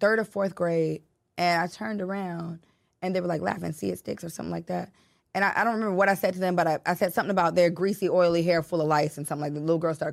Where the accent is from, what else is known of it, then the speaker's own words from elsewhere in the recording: Chicago, Illinois, United States; I grew up in Chicago